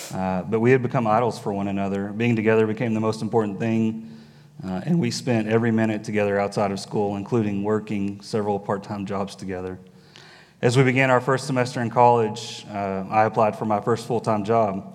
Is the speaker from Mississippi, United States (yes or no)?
no; Dallas, Texas, United States; I was born in Dallas, and I've spent most of my life in this area